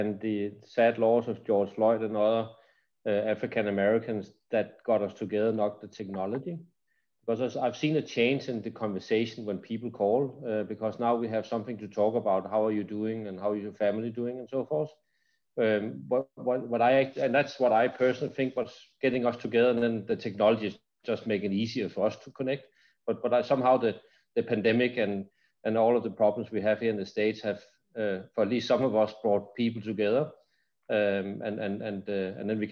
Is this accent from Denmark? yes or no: yes; Denmark; moved away; I'm from Denmark originally